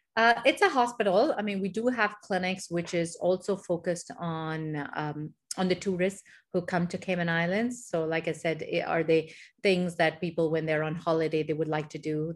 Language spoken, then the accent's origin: English; Dubai, United Arab Emirates; also born or lived in India / Michigan, United States; So, I actually grew up here in the Middle East. I grew up in Dubai